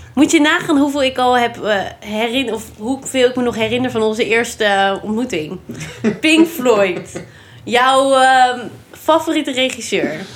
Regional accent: Randstad, Netherlands; now in Nijmegen, Netherlands; ik kom uit de Randstad

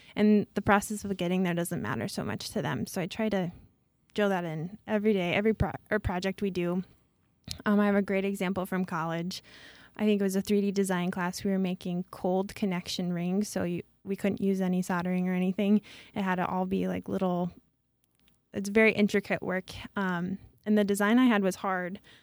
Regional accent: Traer, Iowa, United States; I'm from Traer

